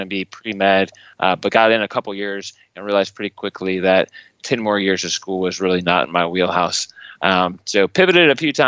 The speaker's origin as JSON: {"language": "English", "area": "Lowburn, outside Atlanta", "region": "Georgia", "country": "United States", "tie": "born or raised there", "said": "I was grew up in just outside of Atlanta, Georgia, a little place called Lowburn. It's a suburb outside of Atlanta"}